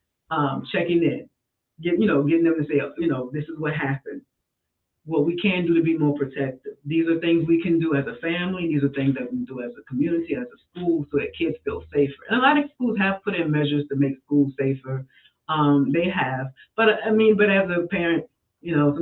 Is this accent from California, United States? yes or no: no; New Orleans, Louisiana, United States; now in Baton Rouge, United States; I'm from New Orleans